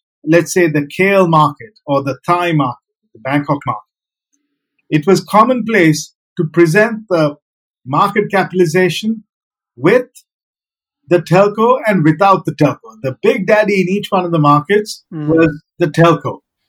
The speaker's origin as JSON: {"language": "English", "country": "Sri Lanka", "tie": "born there", "also_born_or_lived": "India", "said": "And my journey began where I was born in Sri Lanka, but I went to boarding school, an international boarding school in India."}